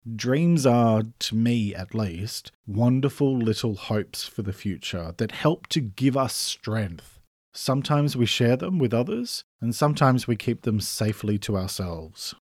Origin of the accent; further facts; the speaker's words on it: Australia; I'm an Australian writer